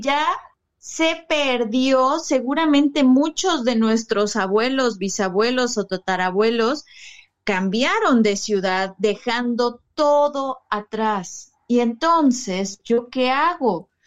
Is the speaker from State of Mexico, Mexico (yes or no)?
no; Cuernavaca, Morelos, Mexico; moved away as an adult; now in Mérida, Mexico; yo soy de México, de un de Morelos, Cuernavaca, Morelos. Actualmente justo me mudé a la ciudad de Mérida